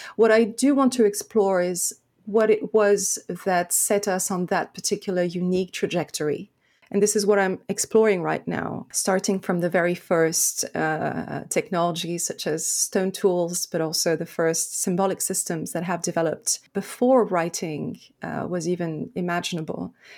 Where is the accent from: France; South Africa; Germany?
France; also born or lived in Lebanon; I was born in Lebanon at the beginning of a, of a civil war. And so I grew up in, in France